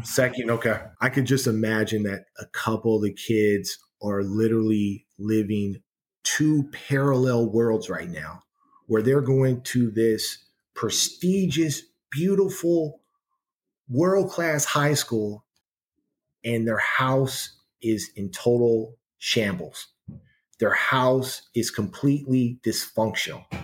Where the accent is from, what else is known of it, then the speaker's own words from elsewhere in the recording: San Francisco, California, United States; moved away; growing up in San Francisco where I was because I, I was born on a uh, Page and Steiner in the Fillmore district